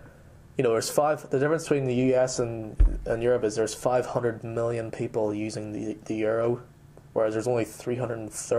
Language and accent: English; United States; now in United Kingdom; I'm American, obviously.